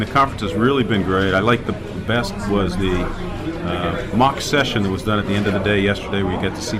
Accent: Pittsburgh, Pennsylvania, United States; I'm from Pittsburgh, Pennsylvania.

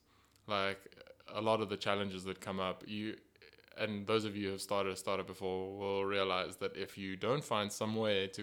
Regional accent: Pretoria, Gauteng, South Africa; now in Cape Town, South Africa; I was born in Pretoria

